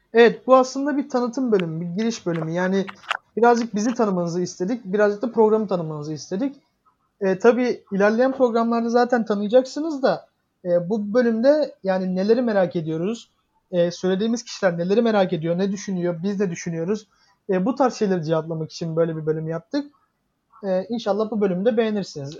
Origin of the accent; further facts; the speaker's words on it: Giresun, Turkey; now in Istanbul, Turkey; Giresun'a gittim e, memleketime.